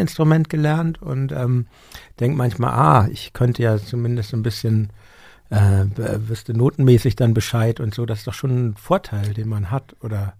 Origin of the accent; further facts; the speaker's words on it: Hamburg, Germany; als Hamburger äh, aufgewachsen